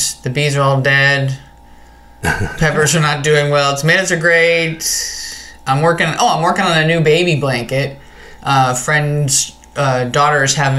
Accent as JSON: {"language": "English", "region": "New Jersey", "country": "United States", "tie": "born or raised there", "said": "I grew up in New Jersey"}